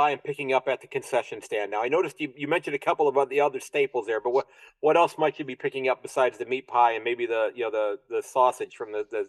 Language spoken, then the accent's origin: English; United States; I'm this American who's fallen in love with your game.